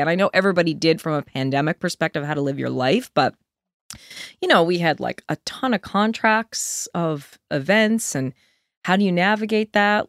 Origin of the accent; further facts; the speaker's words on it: Deer Lake, Newfoundland and Labrador, Canada; moved away as an adult; also born or lived in Antigonish; we grew up in a nice little town on a lake, you know, like, called Deer Lake